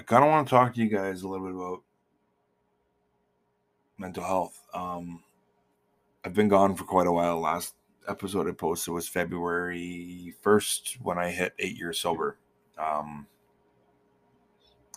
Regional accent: Manitoba, Canada; moved away; I'm from Manitoba

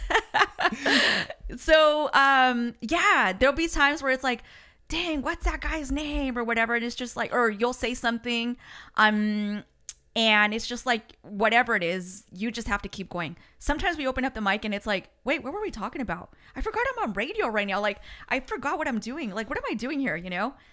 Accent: United States; first language Spanish; English is a second language; me and my brother Frank were the only ones born here in the States.

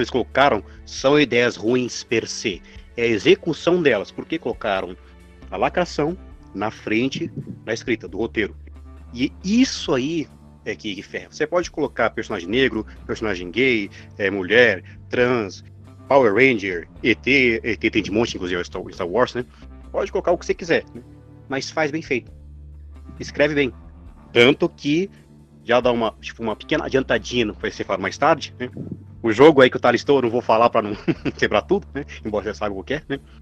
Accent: Paulista, São Paulo, Brazil; sou paulista

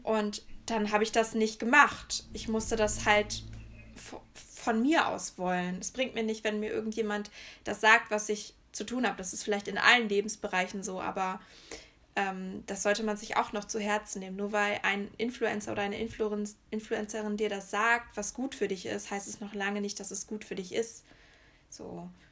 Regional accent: near Höxter, East Westphalia-Lippe, North Rhine-Westphalia, Germany; moved away as an adult; also born or lived in Erfurt; ich komme ja eher so aus der Richtung Höxter

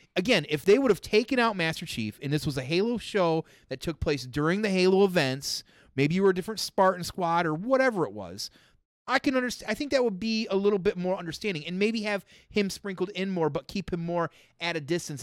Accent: Michigan, United States; I'm from Michigan.

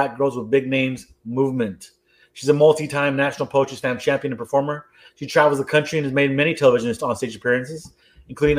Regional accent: Rio Grande Valley, Texas, United States; moved away as an adult; also born or lived in Veracruz / California; now in San Antonio, United States; I'm originally from the Rio Grande Valley, but now lives in San Antonio

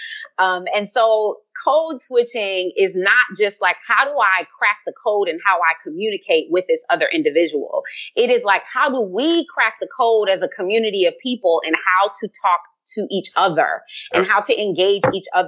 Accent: Compton, California, United States; growing up in Compton, California

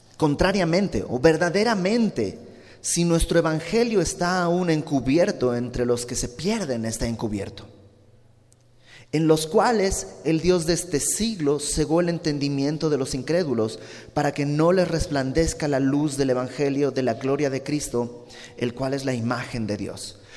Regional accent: Bolivia; moved away; yo soy de Bolivia, ya lo sabes, y en Santa Cruz, que es donde vive mi familia

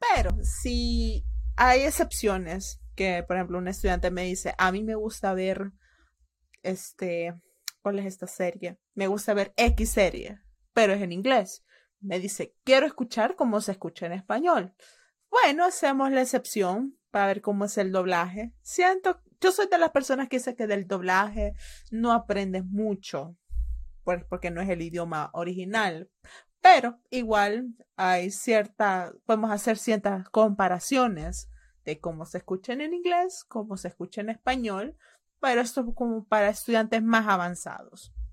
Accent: El Salvador; mis padres eran salvadoreños

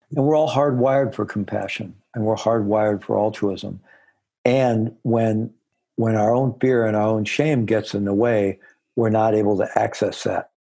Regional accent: Missouri, United States; I was born in Missouri, the Show Me State.

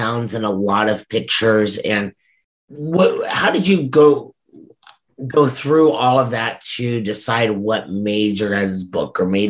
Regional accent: Orchard, Nebraska, United States; My hometown is Orchard. I live just Orchard, outside okay. of Orchard now.

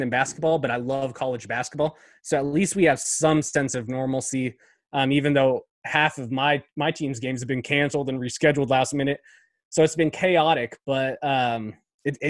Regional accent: Spokane, Washington, United States; moved away as an adult; also born or lived in Arizona; now in Houston, United States; we're from Eastern Washington, Spokane. That's where we met.

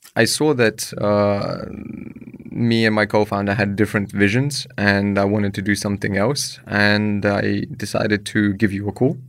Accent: London, United Kingdom; moved away as an adult; also born or lived in Ukraine / Croatia; I'm a immigrant from Ukraine. I grew up in London, moved there when I was seven

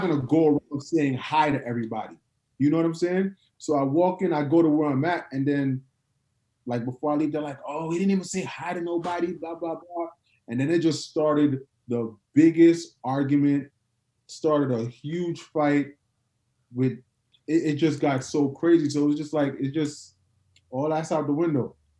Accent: New York, United States; now in Atlanta, United States; I'm from New York

